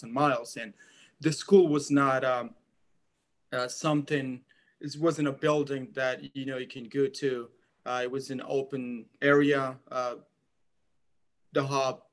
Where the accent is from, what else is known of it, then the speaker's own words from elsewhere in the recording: eastern Afghanistan, Afghanistan; English is a second language; moved away; I was born and raised in eastern Afghanistan in a very small village deep in the Hindukush Mountains under the Taliban brutal regime.